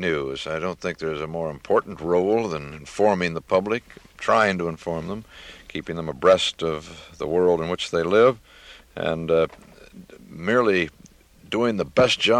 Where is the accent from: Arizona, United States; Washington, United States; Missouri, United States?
Missouri, United States; Kansas City; also born or lived in St. Joseph, Missouri; now in New York, United States; I was born in St. Joe, Missouri, and brought up many of my years in Kansas City, Missouri